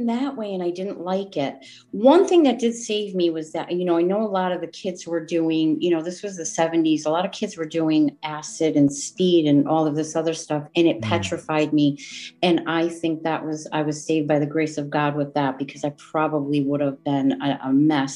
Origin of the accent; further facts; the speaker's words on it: Wolcott, Connecticut, United States; where I grew up in Woolcott, Connecticut. I've been a resident of Connecticut my whole 57 years.